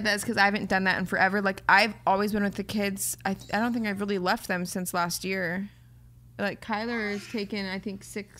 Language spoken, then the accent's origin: English; Orange County, California, United States; I grew up in Orange County my whole life.